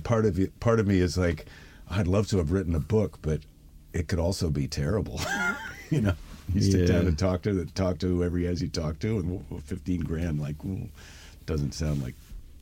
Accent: Midwest, United States; Because I'm a Midwesterner

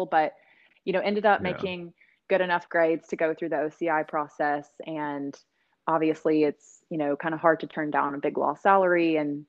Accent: Cooper, Texas, United States; moved away as an adult; also born or lived in Austin, Texas; now in Houston, United States; So I am from a small town in Northeast Texas called Cooper, Texas. I grew up there

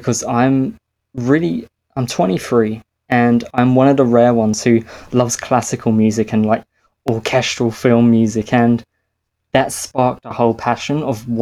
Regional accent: Australia; as any Australian

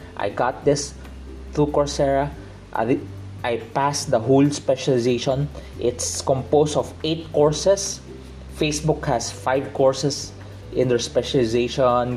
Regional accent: Philippines; I'm from the Philippines. I'm a Filipino. I'm from the Philippines.

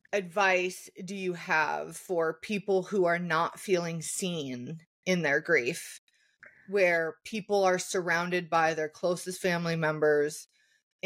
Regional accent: Canada; as a Canadian surrounded by Americans.

